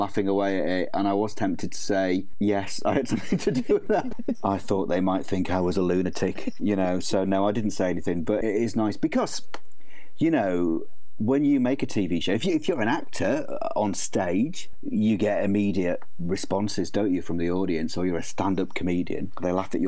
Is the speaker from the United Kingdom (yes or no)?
yes; Leeds, Yorkshire and the Humber, United Kingdom; I grew up on Ironwood, which is a big council estate in North Leeds.